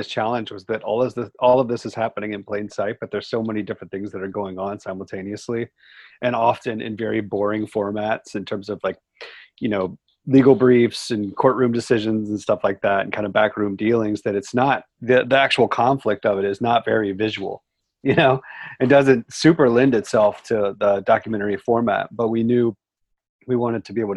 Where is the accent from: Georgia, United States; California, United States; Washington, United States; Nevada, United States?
Georgia, United States; moved away as an adult; also born or lived in western United States; I came from Georgia, which is where I'm sitting right now.